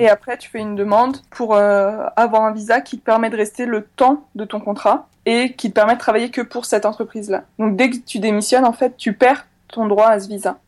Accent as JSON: {"language": "French", "country": "France", "also_born_or_lived": "Chile", "said": "tout le monde savait que j'étais française"}